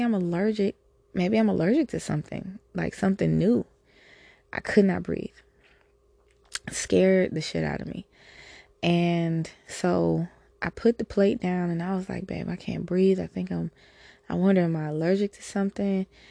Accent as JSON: {"language": "English", "country": "United States", "said": "I'm an American human"}